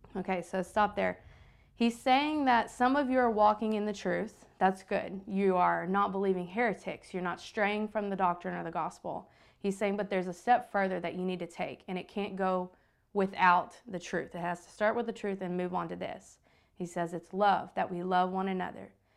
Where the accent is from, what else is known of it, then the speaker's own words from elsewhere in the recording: the Bible Belt, the South, United States; growing up in the Bible Belt